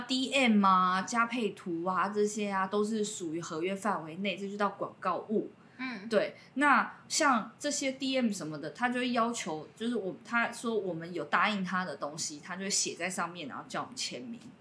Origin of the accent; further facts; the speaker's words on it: Taipei, Taiwan; 我在信义区长大的